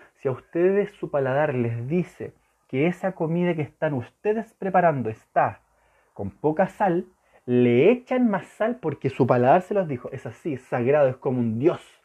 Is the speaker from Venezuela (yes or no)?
no; Chile; Santiago de Chile, yo soy chileno